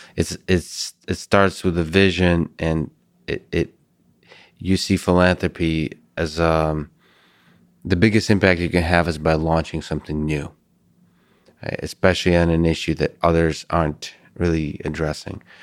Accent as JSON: {"language": "English", "country": "Russia", "moved": "yes", "said": "I'm from Russia originally"}